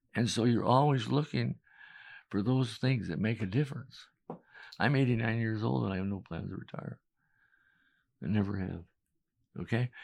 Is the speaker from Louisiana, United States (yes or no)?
no; Chicago, Illinois, United States; moved away as an adult; also born or lived in New York; now in Manhattan, Kansas, United States; I was from Chicago